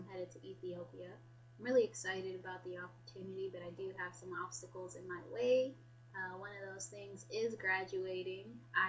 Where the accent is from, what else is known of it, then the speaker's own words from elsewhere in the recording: Washington, United States; accent: Washingtonian; So, basically, I was raised in Washington State. I'm Somali, though. I have a Somali heritage.